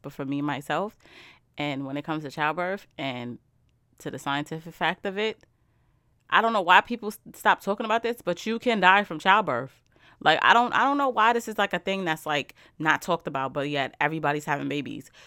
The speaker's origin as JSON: {"language": "English", "region": "New York", "country": "United States", "said": "I'm from New York."}